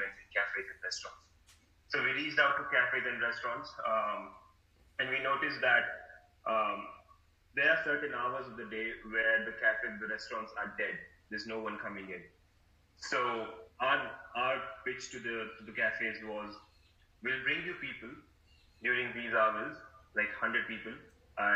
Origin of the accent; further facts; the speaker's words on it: India; moved away as an adult; also born or lived in Melbourne, Australia; now in Australia; back in my city, back in India, I grew up in a very small, like a city of like 1 million people